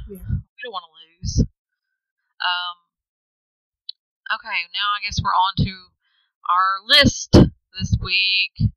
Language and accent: English; United States; We're from Elvis Town, USA